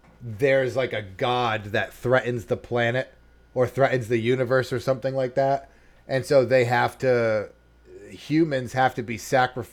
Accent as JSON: {"language": "English", "town": "Boston", "region": "Massachusetts", "country": "United States", "said": "I'm from the Boston area."}